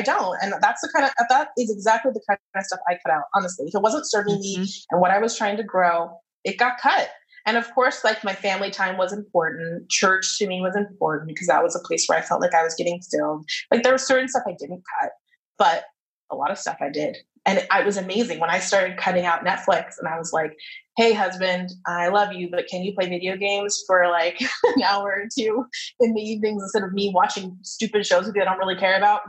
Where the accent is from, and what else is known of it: United States